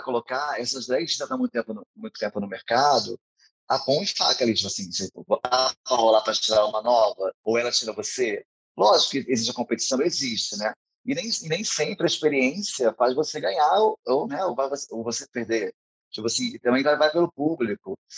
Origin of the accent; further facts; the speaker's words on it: São Gonçalo, Rio de Janeiro, Brazil; eu sou de São Gonçalo